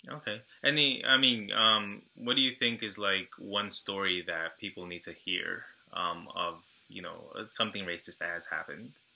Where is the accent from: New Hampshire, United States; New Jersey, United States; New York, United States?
New York, United States; Brentwood; I'm Ecuadorian and Guatemalan myself, but um, you know, I grew up in a very Salvadoran town on Long Island